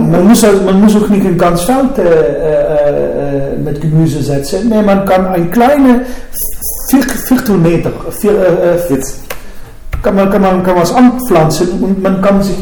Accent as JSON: {"language": "German", "country": "Netherlands", "said": "Ja, Volker, da muss ich doch als Holländer ein bisschen vorsichtiger sein"}